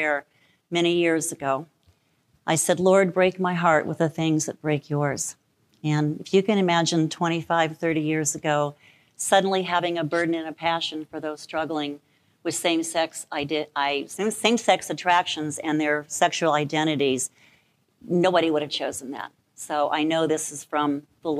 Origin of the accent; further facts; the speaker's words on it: Albuquerque, New Mexico, United States; moved away as an adult; now in Cleveland Heights, United States; I'm born and raised in Albuquerque, New Mexico.